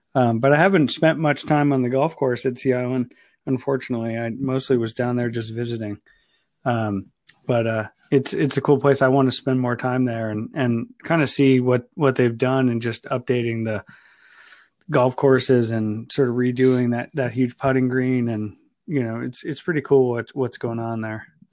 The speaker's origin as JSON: {"language": "English", "region": "Ohio", "country": "United States", "moved": "yes", "said": "I'm from Ohio originally"}